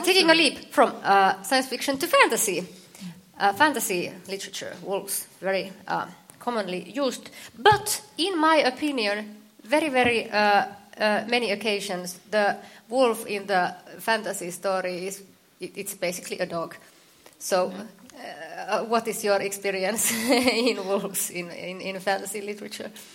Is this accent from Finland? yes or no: yes; Finland; I'm from Finland.